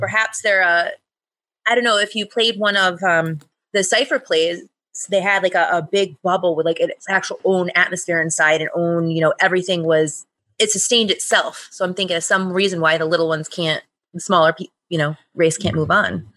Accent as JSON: {"language": "English", "region": "New England", "country": "United States", "said": "I'm from New England"}